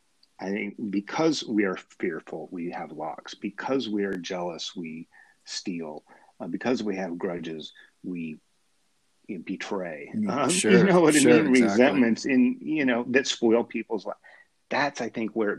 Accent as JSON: {"language": "English", "country": "United States", "said": "maybe I'm cynical American"}